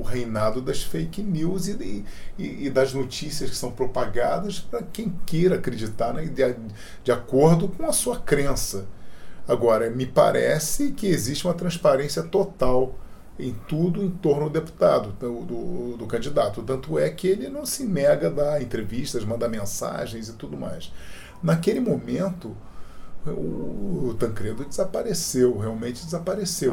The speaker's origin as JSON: {"language": "Portuguese", "country": "Brazil", "said": "como cidadão, como brasileiro, como pai, como avô"}